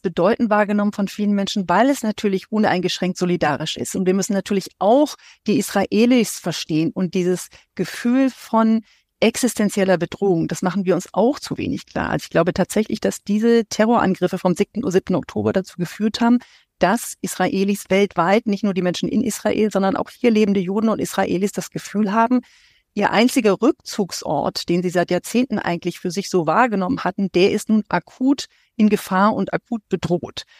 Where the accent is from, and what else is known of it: Germany; also born or lived in Syria